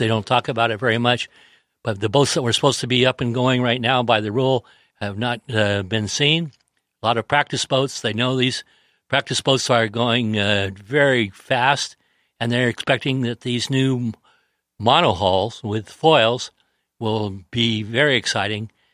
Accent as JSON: {"language": "English", "town": "San Diego", "region": "California", "country": "United States", "tie": "born or raised there", "said": "I grew up in the San Diego Yacht Club area where Lowell was the king"}